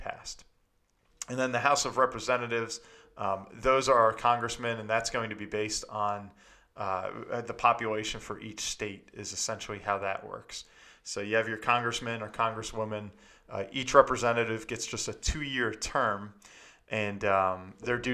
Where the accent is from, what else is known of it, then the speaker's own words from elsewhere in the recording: New Jersey, United States; here in my home state in New Jersey